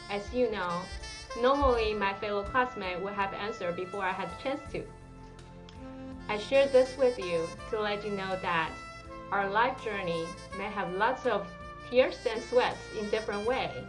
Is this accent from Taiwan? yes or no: yes; Taiwan; English is a second language; moved away as an adult; now in United States; I'm originally from Taiwan, a very small but beautiful island close to China.